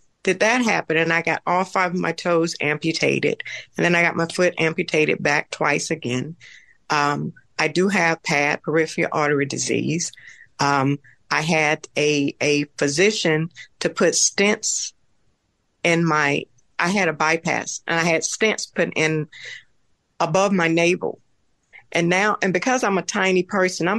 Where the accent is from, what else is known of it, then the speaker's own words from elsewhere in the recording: the South, United States; moved away as an adult; I'm from the South